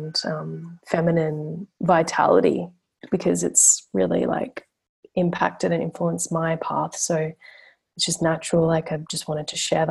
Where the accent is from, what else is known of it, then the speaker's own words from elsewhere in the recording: Brisbane, Queensland, Australia; so I'm from Brisbane, like yourself, like where you are now, Queensland. And yeah, I grew up there